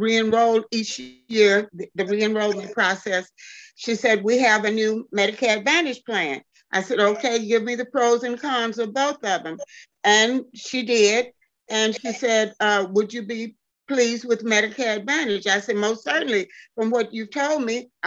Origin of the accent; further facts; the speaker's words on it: Bay City, Texas, United States; Originally, I'm from a little small town called Bay City, Texas, about 25 miles off the Gulf of Mexico